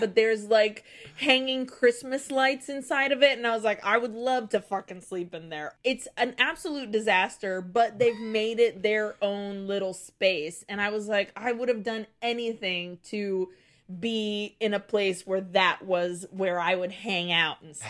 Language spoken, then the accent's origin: English; Nicaragua; moved away; also born or lived in Brazil; Growing up in Nicaragua